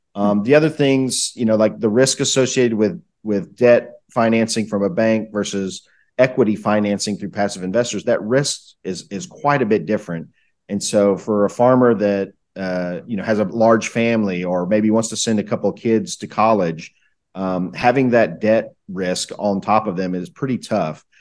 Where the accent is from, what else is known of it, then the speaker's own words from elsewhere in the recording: Southeast United States, United States; I, I grew up kinda in the Southeast United States, uh, in, in what people would call the country.